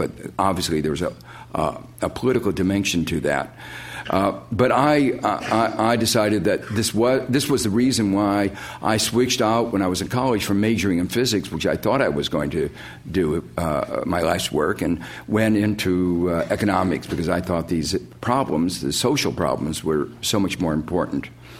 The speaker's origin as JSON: {"language": "English", "town": "Gary", "region": "Indiana", "country": "United States", "tie": "born or raised there", "said": "Growing up in Gary, Indiana, which some of you may know is an industrial town, or was an industrial town, on the southern shores of Lake Michigan"}